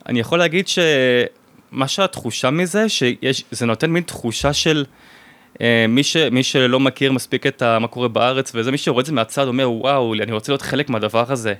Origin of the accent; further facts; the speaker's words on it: Israel; moved away as an adult; also born or lived in France; אני ועוד שני ישראלים